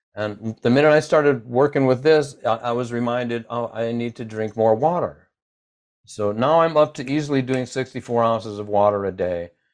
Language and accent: English; United States